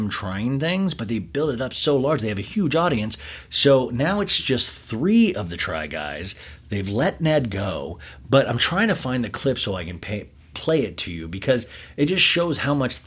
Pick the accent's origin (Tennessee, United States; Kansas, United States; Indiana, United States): Kansas, United States; I was growing up in Kansas